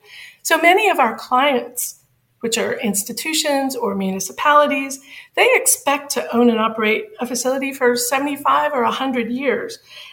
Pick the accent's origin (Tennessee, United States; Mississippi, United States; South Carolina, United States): Mississippi, United States; Bay St. Louis; I'm from Bay St. Louis, Mississippi. It's a very small town on the northern edge of the Gulf Coast.